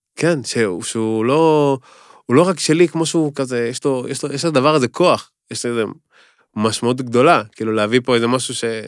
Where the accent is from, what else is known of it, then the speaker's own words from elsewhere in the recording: Kfar Saba, Central District, Israel; moved away as an adult; now in Tel Aviv, Israel; אני יליד כפר סבא, נולדתי, גדלתי בכפר סבא